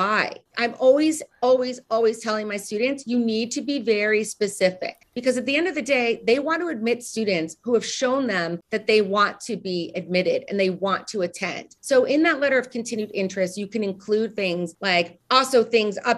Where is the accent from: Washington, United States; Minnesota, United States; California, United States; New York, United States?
New York, United States; moved away as an adult; also born or lived in Nashville, Tennessee / Chicago; I'm from New York.